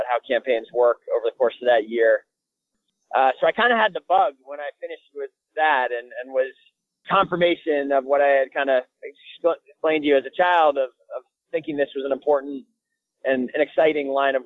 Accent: Brattleboro, Vermont, United States; I was born and raised in Vermont. I was born in Brattleboro, Vermont.

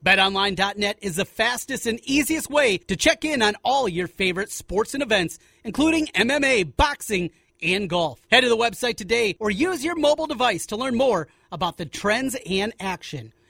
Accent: New Haven, Iowa, United States; I grew up in Osage, in fact, a little town by Osage, way up in north central Iowa, New Haven's a little town of about forty people

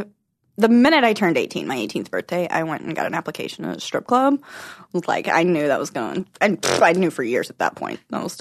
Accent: Arkansas, United States; born or raised there; moved away as an adult

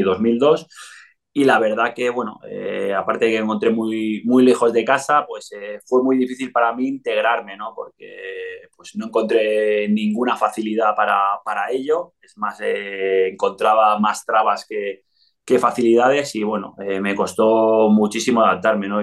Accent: Spain; moved away as an adult; also born or lived in Italy / Mexico / Andorra; había crecido en, España.

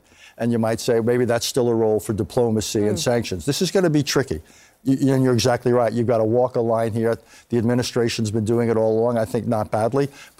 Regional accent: Valley Stream, New York, United States; I come from Long Island. I grew up in Valley Stream

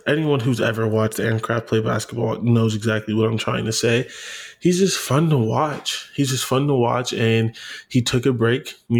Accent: Canton, Ohio, United States; I'm from Canton.

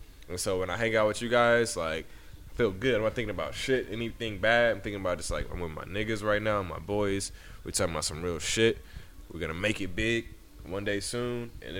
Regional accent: Nigeria; I'm Nigerian.

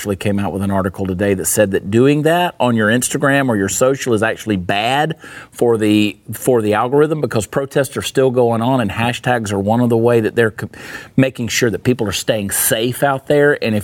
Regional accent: Augusta, Georgia, United States; Growing up in Augusta, Georgia, we had East Boundary, and we had Tobacco Road

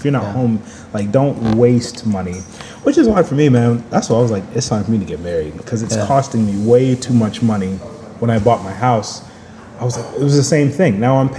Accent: Dallas, Texas, United States; It's expensive to me because I'm from Dallas. So, that's twice as much as any apartment in Dallas.

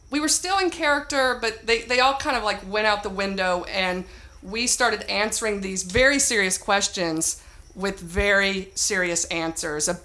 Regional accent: Myrtle, Tennessee, United States; I moved there from Tennessee, Myrtle, Tennessee, and um, trained at Second City.

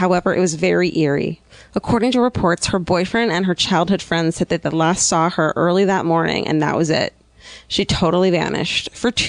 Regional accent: Arizona, United States; And then I'll be like, oh, I'm from Arizona.

